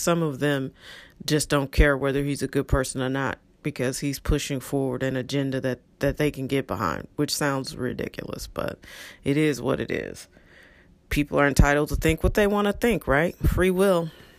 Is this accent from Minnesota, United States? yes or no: no; St. Louis, Missouri, United States; And I often think to myself, man, if half the people I grew up with stayed in St. Louis and raised their families in St. Louis, our electorate would look so different.